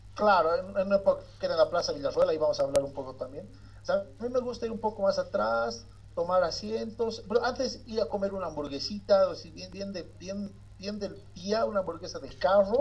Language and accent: Spanish; Bolivia; now in La Paz, Bolivia; nosotros estamos en La Paz, somos bolivianos